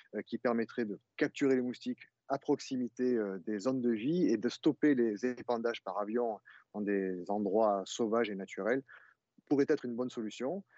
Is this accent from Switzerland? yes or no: no; Arles, Provence-Alpes-Côte d'Azur, France; je suis né à Arles avec mon associé Simon Liamant. D'ailleurs, nous sommes nés, heu, à Arles tous les deux, et nous avons grandi avec les moustiques